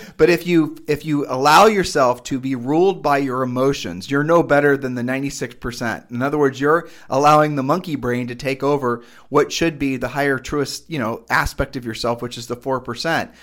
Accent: Ohio, United States; we're from Ohio

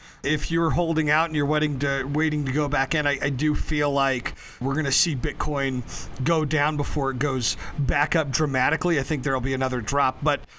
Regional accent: Denver, Colorado, United States; also born or lived in Berlin; I was born in Berlin, actually, because my dad was stationed there. But I'm from a Colorado family, a family of, you know, North Denver Italians.

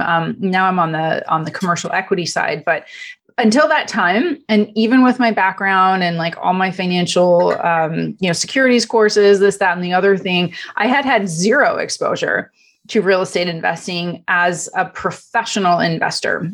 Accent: Canada; first language Italian; English is a second language; moved away as an adult; also born or lived in Europe; now in Los Angeles, United States; I'm originally from Canada. Uh, my parents are immigrants from Italy. So, uh, Italian is actually my first language. Uh, grew up in Canada

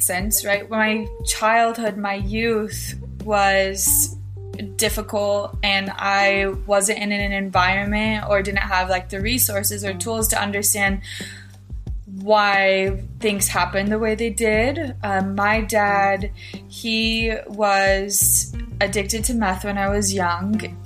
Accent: Filer, Idaho, United States; I am from Filer, Idaho. It's a small town in southern Idaho.

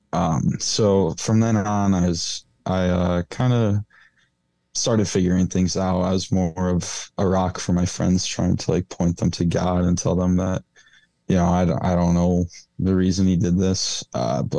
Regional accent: Portland, Michigan, United States; I'm from Portland, Michigan

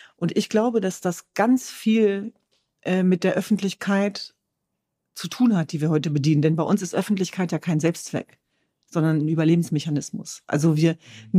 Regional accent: Germany; ich bin äh, Jesidin, ich bin Kurdin, ich bin Deutsch, ich bin Europäerin

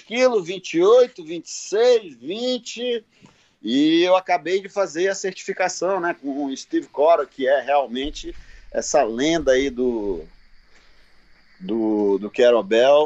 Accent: Amazonas, Brazil; Eu sou do Amazonas

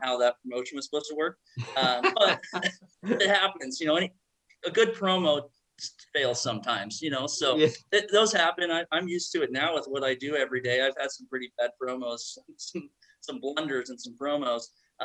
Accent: Southern Oregon, United States; I grew up in Southern Oregon

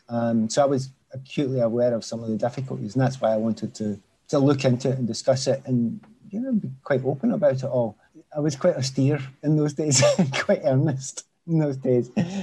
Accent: Scotland, United Kingdom; And on top of all that, you know, Scotland, I am Scottish. And I want the country to do well in football.

